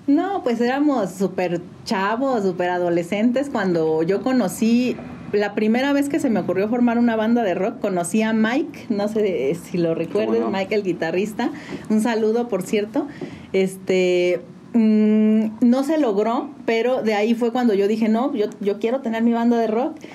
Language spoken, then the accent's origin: Spanish; San Juan del Río, Querétaro, Mexico; Yo nací en la ciudad de Querétaro, pero toda mi vida he vivido aquí en San Juan del Río